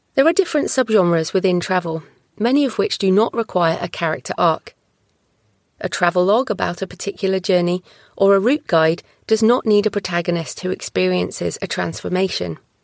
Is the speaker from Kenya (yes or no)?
no; United Kingdom; I'm also British